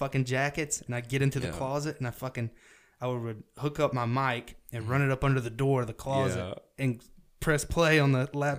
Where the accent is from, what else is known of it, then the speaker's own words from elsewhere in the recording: the South, United States; accent: southern; my parents, they listen to country and shit, and that's where my accent comes from.